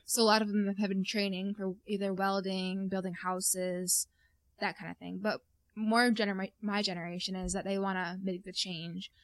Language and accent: English; North Country, New York, United States; we're from the North Country